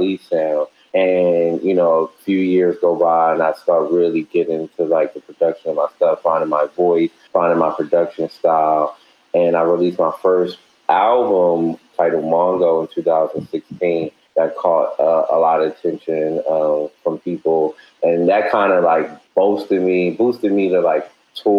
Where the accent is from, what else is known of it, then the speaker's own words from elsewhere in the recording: Baltimore, Maryland, United States; I'm based in Baltimore, born and raised in Baltimore.